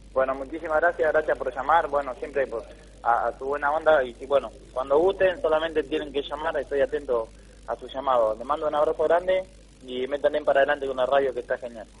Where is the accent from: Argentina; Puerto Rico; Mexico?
Argentina; Parera, La Pampa; mi pueblo, en Parera.